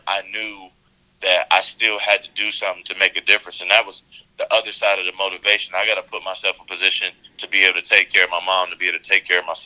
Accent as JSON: {"language": "English", "town": "Cleveland", "region": "Ohio", "country": "United States", "tie": "born or raised there", "also_born_or_lived": "South Euclid, Ohio", "said": "we grew up in South Euclid eventually, but we from inner city Cleveland, come from nothing"}